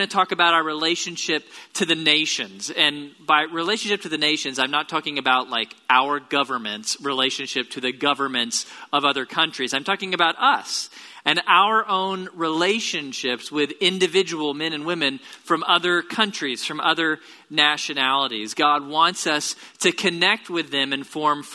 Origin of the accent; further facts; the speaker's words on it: Tomball, Texas, United States; now in Bryan-College Station, United States; I grew up in Tomball. It's about an hour south of here.